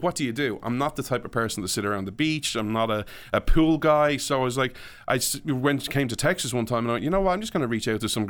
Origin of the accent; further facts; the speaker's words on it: Ireland; So like, you talk about what it was like growing up in Ireland. So I hate Ireland for many reasons, but I didn't enjoy my childhood.